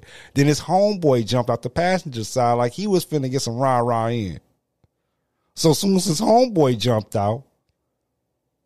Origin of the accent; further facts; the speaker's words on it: Missouri, United States; I'm from Missouri